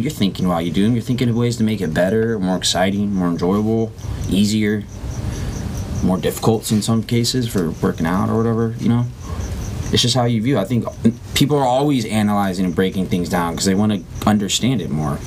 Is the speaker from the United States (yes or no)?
yes; Huntington Beach, California, United States; NJB, Huntington Beach South. That was definitely mine growing up